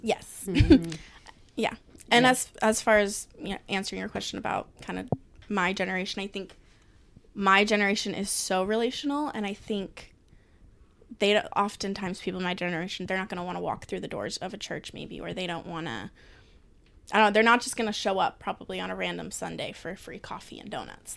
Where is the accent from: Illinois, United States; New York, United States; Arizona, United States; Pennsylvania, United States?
Arizona, United States; I have been born and raised in Arizona